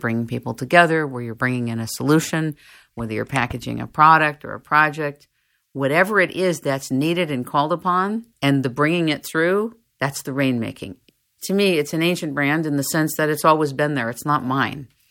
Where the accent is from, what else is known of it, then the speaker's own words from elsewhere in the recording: United States; I'm from America